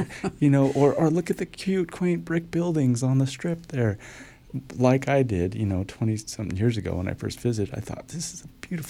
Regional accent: Long Beach, California, United States; now in Bulgaria; And same thing, I came from Southern California, from L.A., Long Beach area. I'm familiar with all that area. I don't want to go back there. Bulgaria? Never even thought more than once about it.

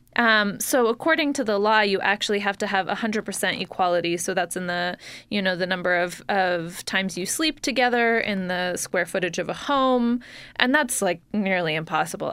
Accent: Salt Lake City, Utah, United States; I grew up here in Salt Lake City

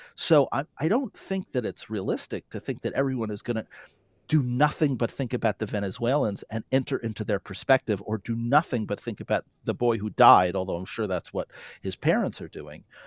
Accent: North Dakota, United States

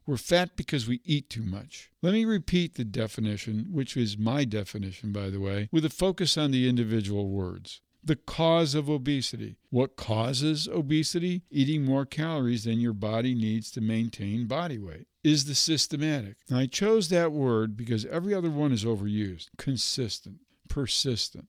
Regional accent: Michigan, United States; My home state of Michigan

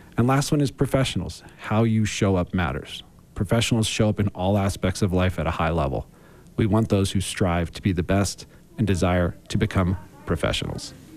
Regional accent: Philadelphia, Pennsylvania, United States; I grew up in Philadelphia

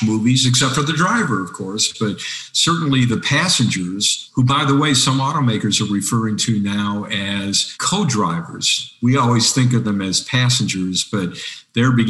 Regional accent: Detroit, Michigan, United States; I'm from Detroit. So when you grow up in the Motor City, cars are in your DNA

